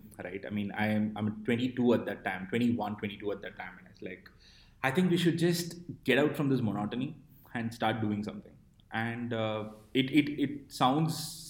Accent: Chennai, Tamil Nadu, India; moved away as an adult; also born or lived in Bangalore; I was born in Chennai

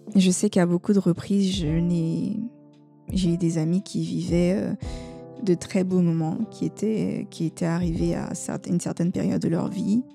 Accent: Côte d’Ivoire; chez nous en Côte d'Ivoire

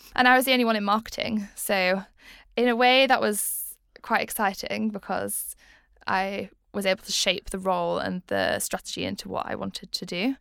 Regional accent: Leeds, Yorkshire and the Humber, United Kingdom; I am from Leeds

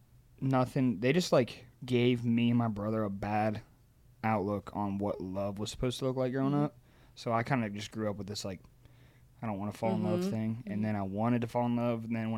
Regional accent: Ohio, United States; moved away; So, I am from Ohio, a tiny little town in Ohio.

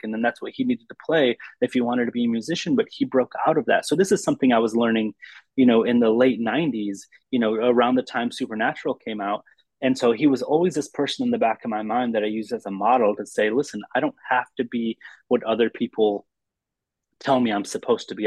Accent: Lansing, Michigan, United States; I grew up in the in the Midwest in, in Lansing, Michigan

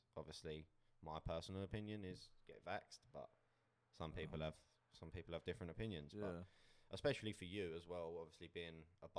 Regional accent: Essex, East of England, United Kingdom; also born or lived in Australia; I'm joined with Harry. And we're both from Essex, so just outside London.

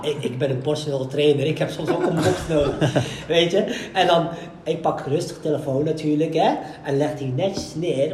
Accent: Morocco; ik ben een Marokkaan

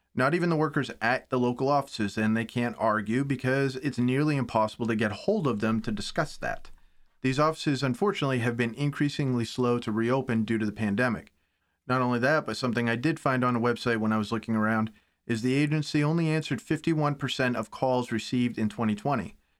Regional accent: United States; as an American

